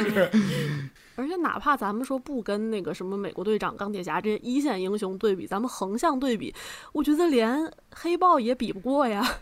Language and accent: Chinese; China; 作为一个中国人